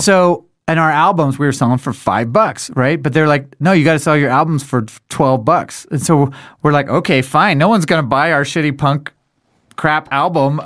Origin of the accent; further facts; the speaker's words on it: Denver, Colorado, United States; we're from Denver